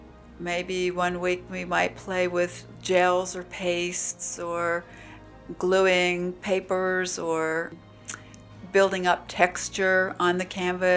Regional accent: West Virginia, United States; Oh, I'm from West Virginia.

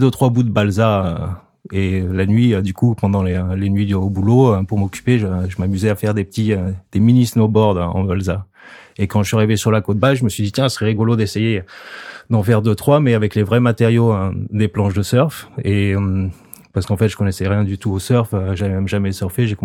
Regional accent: the Alps, France; moved away; Moi d'origine, je viens de la montagne, j'ai grandi dans les Alpes.

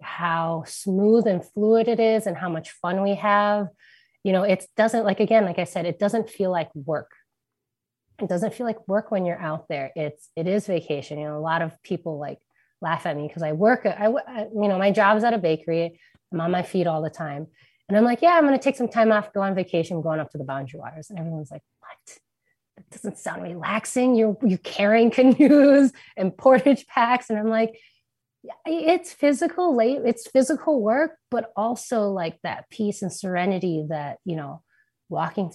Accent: Minneapolis, Minnesota, United States; I grew up in Minneapolis not knowing about this place for almost, you know, 27 years

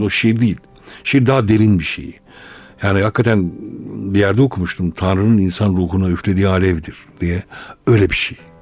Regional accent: Malatya, Turkey; ben doğuluyum, Malatyalıyım.

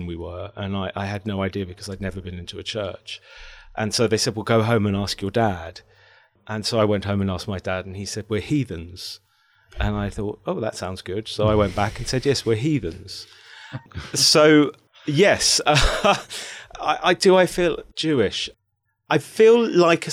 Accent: Midlands, United Kingdom; I was born in the Midlands

